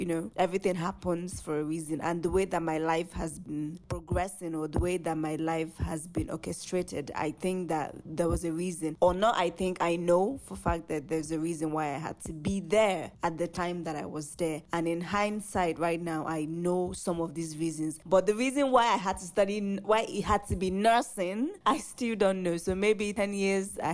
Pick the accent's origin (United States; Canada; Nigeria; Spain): Nigeria; I'm 23. I'm Nigerian and I am an actor